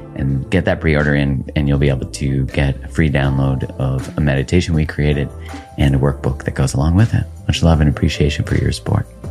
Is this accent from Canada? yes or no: yes; Canada; I'm Canadian, ori-, you know, originally born in Canada